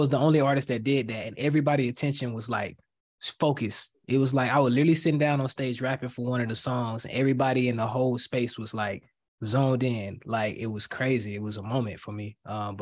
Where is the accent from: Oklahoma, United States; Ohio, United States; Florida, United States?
Florida, United States; I'm from Florida